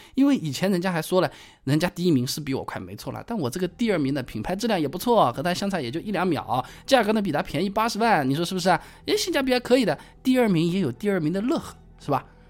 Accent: China; 作为一个中国人

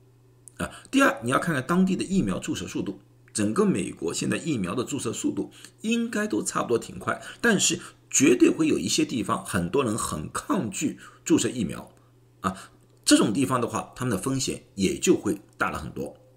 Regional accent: China; 不管是哪个种族，包括我们中国人，再怎么小心的话，也很多人告诉我，真的很想带家人出去玩一玩了。

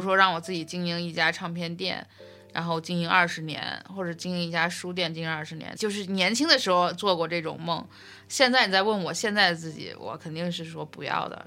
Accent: Beijing, China; 我是北京来的嘛

